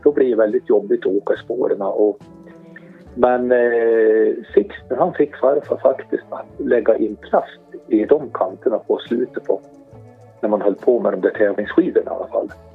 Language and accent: Swedish; Hälsingland, Gävleborg County, Sweden; also born or lived in Arbro / Hudiksvall; Vi är ju hälsingar